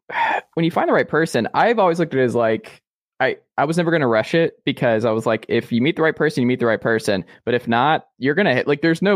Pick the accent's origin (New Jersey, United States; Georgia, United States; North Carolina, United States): Georgia, United States; Atlanta; I'm from Atlanta.